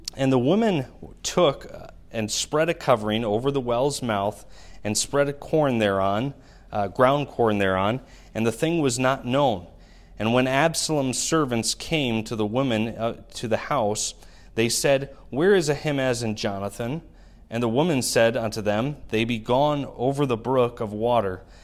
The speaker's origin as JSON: {"language": "English", "town": "Milwaukee", "region": "Wisconsin", "country": "United States", "tie": "born or raised there", "lives_now": "Shawano, United States", "said": "my hometown of Milwaukee"}